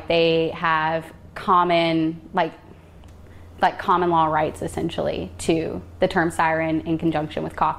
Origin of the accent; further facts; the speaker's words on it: Alaska, United States; also born or lived in Florida / Livingston Parish, Louisiana; now in Louisiana, United States; We were living in Florida, and I grew up in Alaska, so I missed the mountains, but we were living by the beach